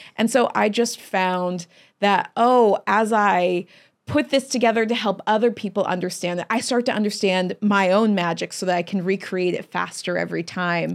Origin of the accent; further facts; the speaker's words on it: Chesterfield, Missouri, United States; moved away; also born or lived in Long Beach, California; I was born in Long Beach, California, okay. but uh, we moved to Chesterfield, Missouri